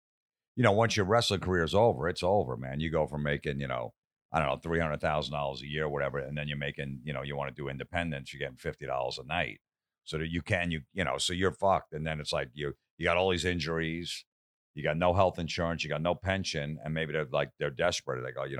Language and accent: English; East Coast, United States; You know, I grew up on the East Coast, so I didn't know this whole scene out here.